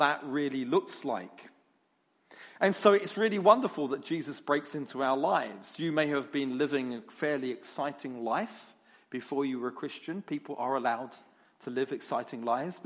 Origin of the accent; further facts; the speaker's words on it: London, United Kingdom; you can get used to my accent. Because I come from London